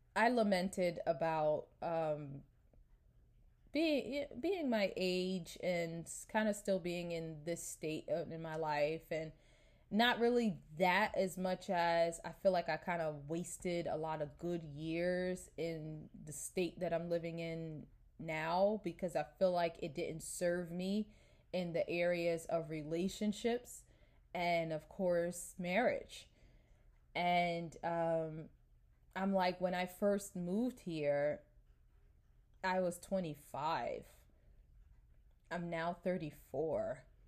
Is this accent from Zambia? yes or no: no; New York, United States; moved away as an adult; I'm from New York